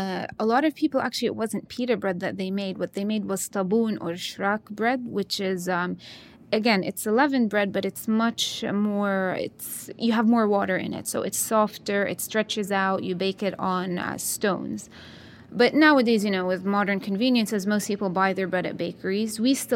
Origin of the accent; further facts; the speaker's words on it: Jerusalem, Jerusalem District, Israel; I grew up in Jerusalem, and there it's a melting pot. You have people from all different areas of the country and also, you know, local people, and you notice the differences there as well.